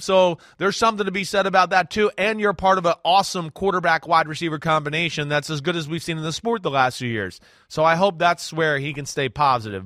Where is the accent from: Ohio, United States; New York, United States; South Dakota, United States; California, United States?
New York, United States; as a New Yorker